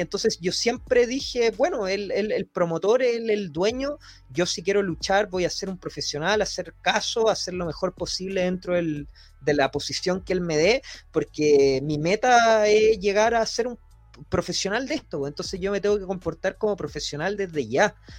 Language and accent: Spanish; Chile; yo soy de Chile